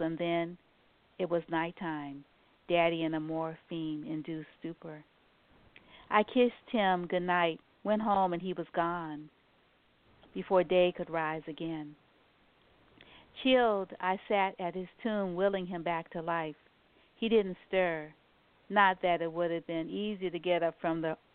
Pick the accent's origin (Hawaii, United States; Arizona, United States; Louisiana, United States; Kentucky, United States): Louisiana, United States; New Orleans; moved away; I'm from New Orleans, and so and my whole family's from New Orleans